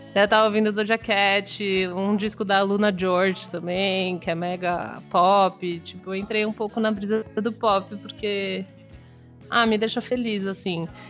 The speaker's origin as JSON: {"language": "Portuguese", "region": "São Paulo", "country": "Brazil", "said": "eu sou de São Paulo"}